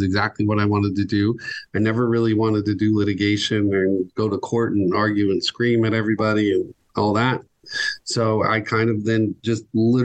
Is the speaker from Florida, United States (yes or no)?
yes; Miami, Florida, United States; I am from Miami. So I'm a native Floridian